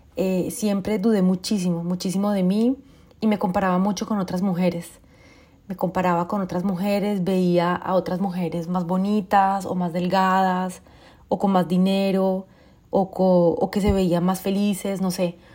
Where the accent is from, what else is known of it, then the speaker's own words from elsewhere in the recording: Colombia; moved away; also born or lived in France; yo soy colombiana, viví en Francia durante 22 años